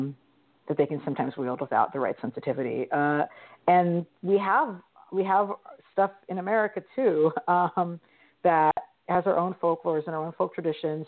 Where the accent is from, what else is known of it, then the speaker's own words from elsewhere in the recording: Mid-Atlantic, United States; I grew up in the Mid-Atlantic region, and we did a lot of history-focused regional tourism as a kid